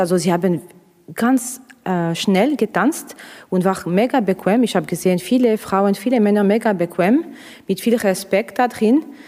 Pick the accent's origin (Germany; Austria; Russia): Russia; German is a second language; now in Switzerland; ich komme aus Russland